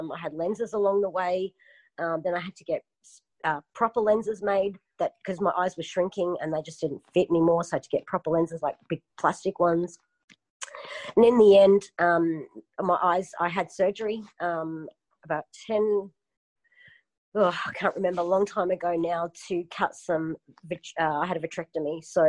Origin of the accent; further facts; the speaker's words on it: Melbourne, Victoria, Australia; born there; moved away; also born or lived in Queensland; I was born in Melbourne and, it's like a 2-hour flight for me now. It's a very cold state.